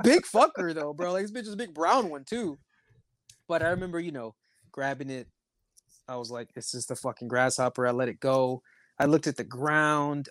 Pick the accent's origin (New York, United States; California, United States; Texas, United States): Texas, United States; I'm American, bro, from Texas